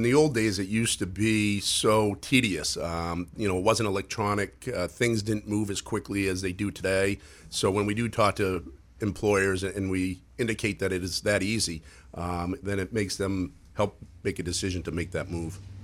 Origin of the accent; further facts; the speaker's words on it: Lewiston, Maine, United States; moved away as an adult; also born or lived in New York; I'm originally from Maine, so, uh, Lawson Auburn boy